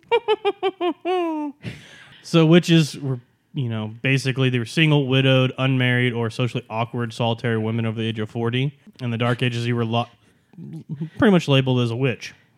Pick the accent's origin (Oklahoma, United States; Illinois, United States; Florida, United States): Oklahoma, United States; Norman; we're from Norman, Oklahoma